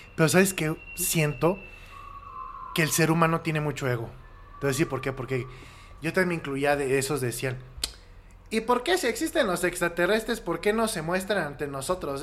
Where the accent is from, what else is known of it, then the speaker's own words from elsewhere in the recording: Querétaro, Mexico; also born or lived in Mexico City; yo viví en Querétaro, bueno, yo nací en la Ciudad de México y a los siete años mis, papás me llevaron a vivir a Querétaro y estudié primaria, secundaria y prepa